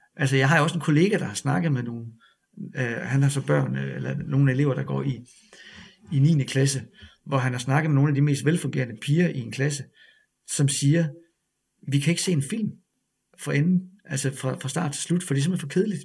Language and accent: Danish; Ribe, Southern Denmark, Denmark; moved away; Jeg kommer fra Ribe